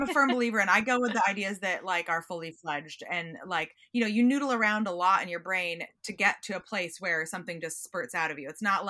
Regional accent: Pacific Northwest, United States; I'm from the Northwest and you don't always get to sit at a table on a busy commuter ferry.

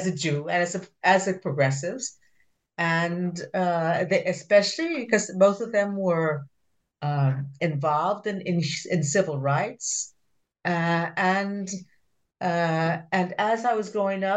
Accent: Baton Rouge, Louisiana, United States; also born or lived in Latin America; now in Chile; the environment I grew up in, my parents were progressive Jews who chose to live in Baton Rouge, Louisiana

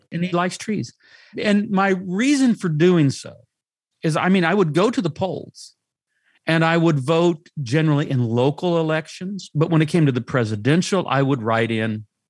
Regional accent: United States; I'm an American. I have an American passport.

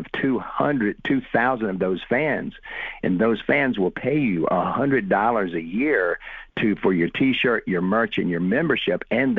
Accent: South Alabama, United States; doing what I'm doing from South Alabama

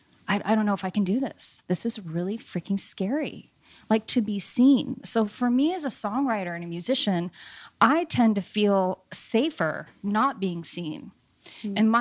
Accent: Seattle, Washington, United States; Born and raised in Seattle. I was born at Group Health on Broadway

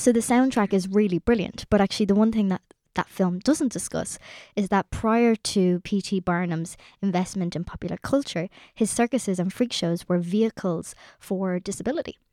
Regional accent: Ireland; us as Irish people

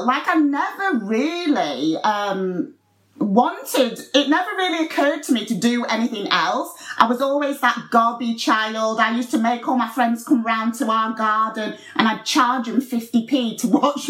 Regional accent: Doncaster, Yorkshire and the Humber, United Kingdom; accent: Yorkshire; moved away as an adult; also born or lived in Los Angeles, United States; I love Doncaster, but it's certainly a place where you've got to be from to love it.

